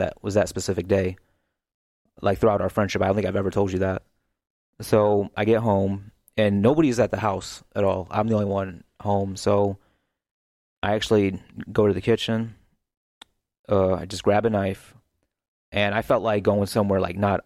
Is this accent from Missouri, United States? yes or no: yes; St. Louis, Missouri, United States; also born or lived in Kansas City; I was born in North County, um, in St. Louis